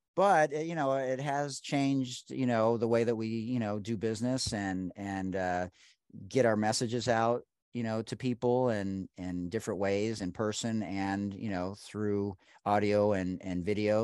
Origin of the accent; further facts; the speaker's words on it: Detroit, Michigan, United States; I'm from Detroit